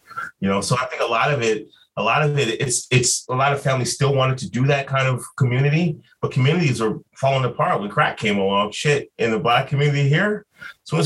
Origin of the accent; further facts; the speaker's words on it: Chicago, Illinois, United States; now in Minneapolis, United States; I grew up really poor in the West Side of Chicago